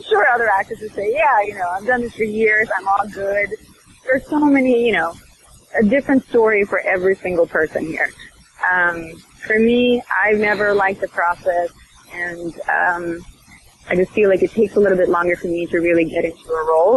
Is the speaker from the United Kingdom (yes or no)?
no; Sweden; I'm from Sweden